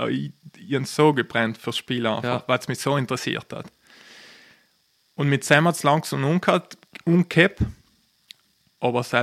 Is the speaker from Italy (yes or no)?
yes; Trentino-Alto Adige, Italy; ich komme aus Südtirol